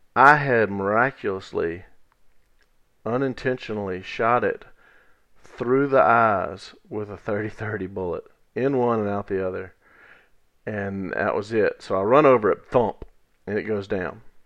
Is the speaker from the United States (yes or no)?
yes; Natchez Trace Village, United States; where I grew up in Natchez Trace Village